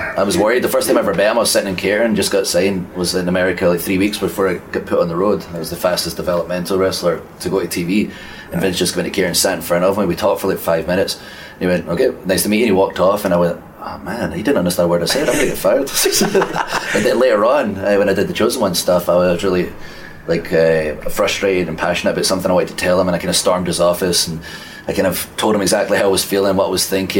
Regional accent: Scotland, United Kingdom; accent: Scottish; And from that day forward, I worked very hard on my accent so the world could understand me. So everyone in Scotland, I'm sorry.

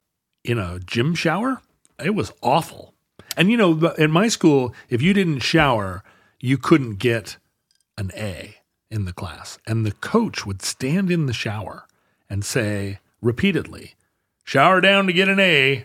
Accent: Alberta, Canada; I'm from Alberta, but I cannot stop.

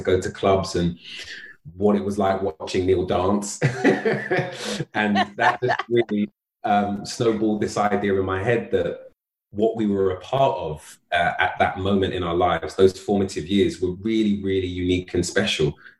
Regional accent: London, United Kingdom; friends that I met when I moved to South London at 14, to the boys I grew up with in North London

